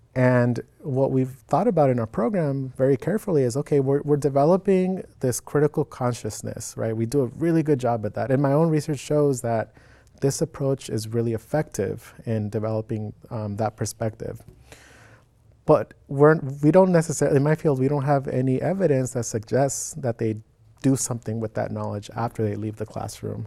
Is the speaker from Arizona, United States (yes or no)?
yes; Phoenix, Arizona, United States; moved away as an adult; now in Oregon, United States; I was born in Phoenix, Arizona born and raised